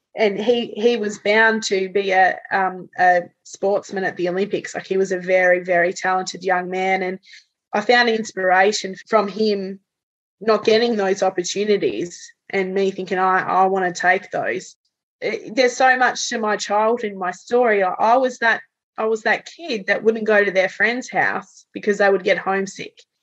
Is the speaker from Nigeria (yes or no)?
no; Tasmania, Australia; also born or lived in Canada; we're talking in Tasmania, uh, we're, we're, not a massive place